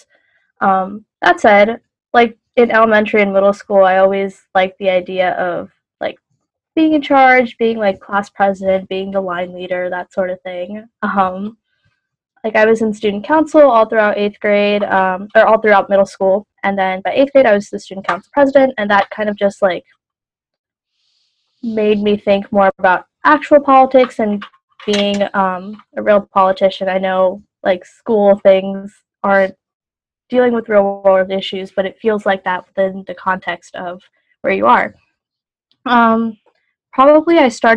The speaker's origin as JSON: {"language": "English", "town": "Wilmington", "region": "Delaware", "country": "United States", "tie": "born or raised there", "said": "I was born in Wilmington. I've lived here my whole life."}